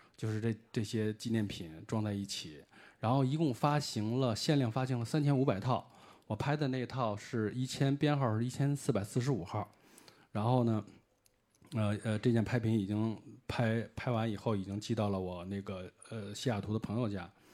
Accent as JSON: {"language": "Chinese", "country": "China", "said": "我是，呃，来自中国的一位那个乐迷"}